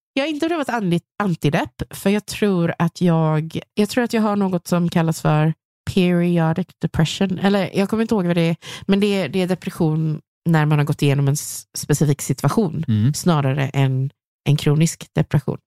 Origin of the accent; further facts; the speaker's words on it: Gothenburg, Västra Götaland, Sweden; accent: göteborgska; jag har fortfarande min göteborgska